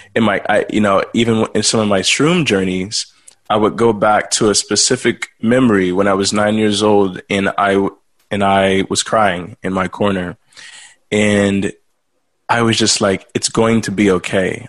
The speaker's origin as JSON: {"language": "English", "region": "Texas", "country": "United States", "tie": "born or raised there", "also_born_or_lived": "Louisiana", "said": "I was born in Louisiana, but grew up mostly in Texas."}